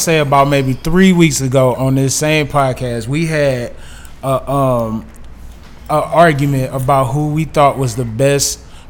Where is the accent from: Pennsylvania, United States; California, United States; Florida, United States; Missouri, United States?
Missouri, United States; St. Louis; we are from St. Louis.